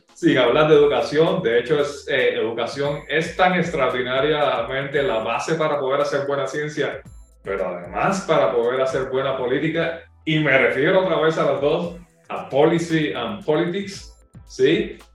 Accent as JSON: {"language": "Spanish", "country": "Cuba", "accent": "Cuban", "said": "mi eh, acento cubano"}